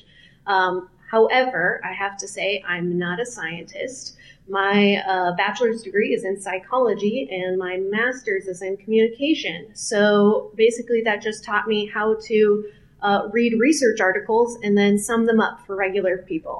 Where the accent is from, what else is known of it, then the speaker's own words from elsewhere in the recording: Kansas City, Missouri, United States; my hometown of Kansas City, Missouri